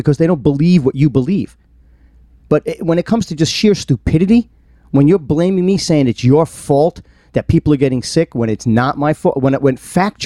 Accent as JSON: {"language": "English", "region": "New York", "country": "United States", "said": "I'm from New York"}